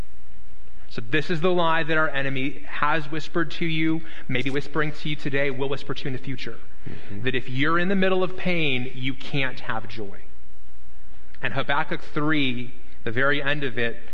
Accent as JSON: {"language": "English", "town": "Las Vegas", "region": "Nevada", "country": "United States", "tie": "born or raised there", "said": "I grew up in Las Vegas"}